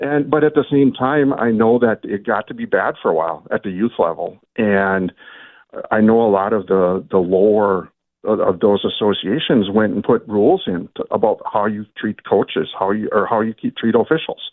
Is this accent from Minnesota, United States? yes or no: yes; Little Falls, Minnesota, United States; I grew up in Little Falls, so Swan Ville's right down the road